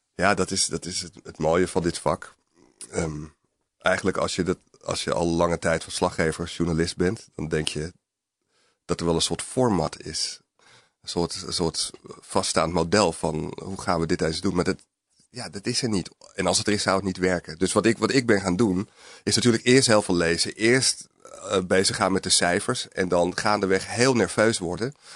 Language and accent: Dutch; Alkmaar, North Holland, Netherlands; also born or lived in Amsterdam; ik ben geboren in Amsterdam, maar ik groeide vanaf mijn vijfde tot mijn achttiende op, op in een, eh, eh, arbeiderswijk eigenlijk in de buurt van Alkmaar